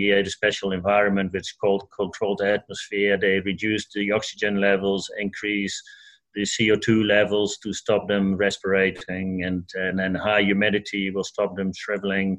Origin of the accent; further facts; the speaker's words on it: Netherlands; now in New Zealand; I come from Holland.